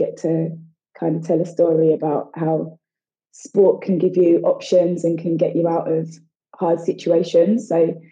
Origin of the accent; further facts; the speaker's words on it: Romford, East of England, United Kingdom; I grew up in Essex, in Romford, with my mum and my dad